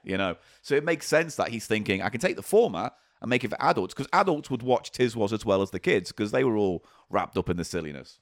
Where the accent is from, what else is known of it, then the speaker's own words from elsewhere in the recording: Granada region, North West England, United Kingdom; I wasn't exposed to it growing up in the Grenada region.